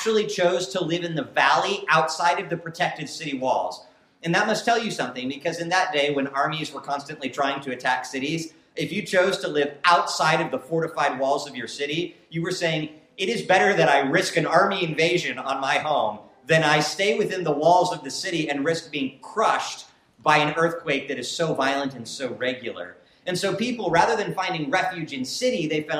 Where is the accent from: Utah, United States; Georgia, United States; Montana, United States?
Montana, United States; Whitefish; I'm from a hometown, we're from Whitefish, Montana, and Whitefish, Montana's a beautiful little hometown